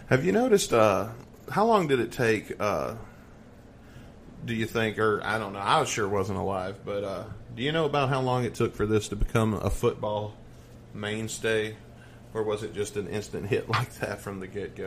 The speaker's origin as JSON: {"language": "English", "region": "the South", "country": "United States", "said": "I'm from the South"}